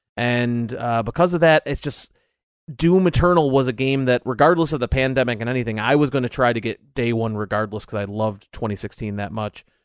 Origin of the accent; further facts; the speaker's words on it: United States; I am American